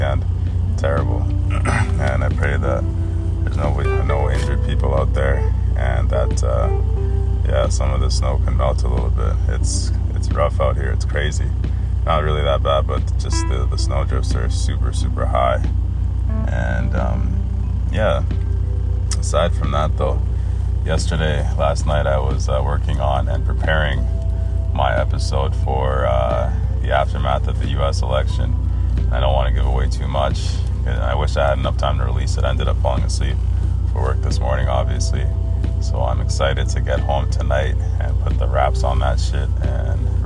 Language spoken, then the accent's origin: English; Cairo Governorate, Egypt; I come from Africa, obviously, right? I'm a black person. And I was born in Egypt, Cairo